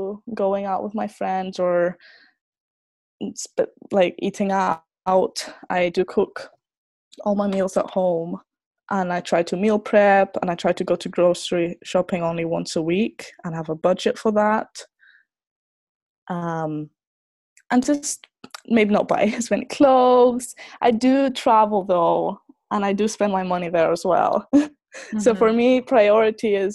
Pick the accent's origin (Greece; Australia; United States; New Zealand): Greece; moved away as an adult; also born or lived in Scotland / Aberdeen / Finland; because I was born there. But it was still a big step for me, because I grew up in Greece and I only went to Scotland for a few weeks every year.